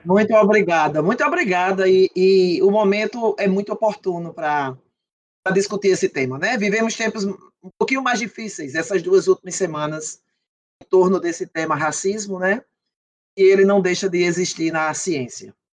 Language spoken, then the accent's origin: Portuguese; Patos, Paraíba, Brazil; moved away as an adult; eu vinha do interior da Paraíba, né? Eu não sou da capital, João Pessoa